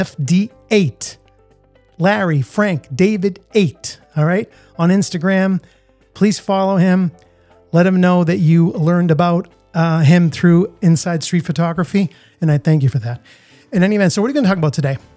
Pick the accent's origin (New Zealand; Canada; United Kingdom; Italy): Italy; also born or lived in United States; now in Boston, United States; I had the fortune of being born here, but I also grew up in a different country. I grew up in Italy